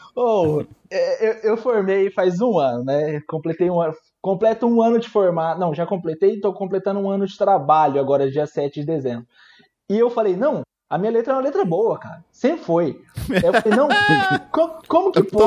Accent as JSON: {"language": "Portuguese", "town": "Araçatuba", "region": "São Paulo", "country": "Brazil", "also_born_or_lived": "Campo Grande, Mato Grosso do Sul", "said": "Eu sou daqui de Araçatuba, interior de São Paulo"}